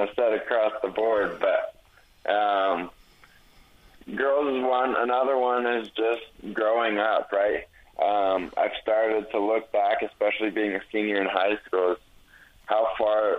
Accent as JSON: {"language": "English", "region": "Utah", "country": "United States", "said": "I'm from Utah"}